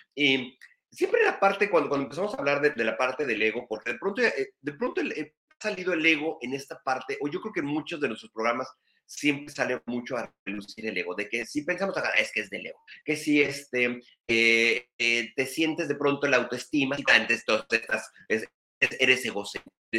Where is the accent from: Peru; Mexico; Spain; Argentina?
Mexico; now in Ensenada, Mexico; todos los que somos católicos acá mexicanos